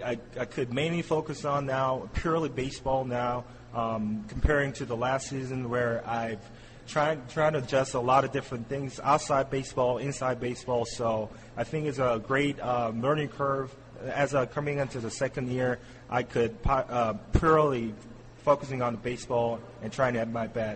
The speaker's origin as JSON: {"language": "English", "country": "South Korea", "second_language": "English", "said": "The war baseball that I'm from Korea, so I feel really great about the learning"}